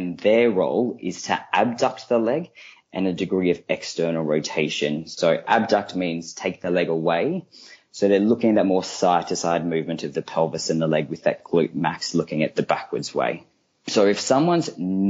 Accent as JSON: {"language": "English", "country": "Australia", "tie": "born or raised there", "also_born_or_lived": "Queensland (university)", "moved": "as an adult", "lives_now": "London, United Kingdom", "said": "I am an Australian. As you can hear, I grew up over in Australia. I did all my training at UQ"}